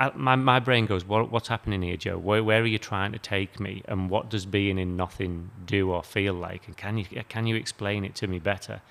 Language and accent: English; United Kingdom; now in Australia; I come from the UK